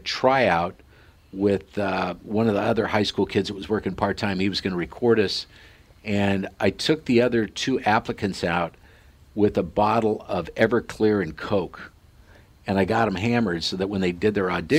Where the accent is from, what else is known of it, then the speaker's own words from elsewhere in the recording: Sidney, Nebraska, United States; moved away; in this little hometown of 6,000 people, Sydney, Nebraska, where the Cabela's family grew up, and that's, if you've heard of the Cabela's, that's where they're from, and that's my hometown